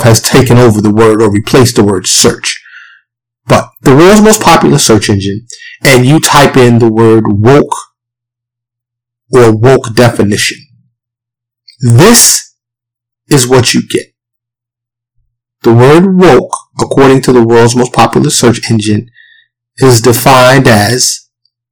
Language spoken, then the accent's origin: English; New York City, New York, United States; I grew up in Harlem, the South Bronx, New York City